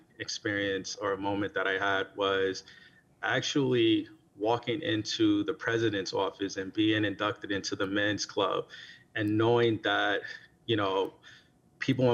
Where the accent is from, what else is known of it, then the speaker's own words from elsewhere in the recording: Natchez, Mississippi, United States; I'm originally from Natchez, Mississippi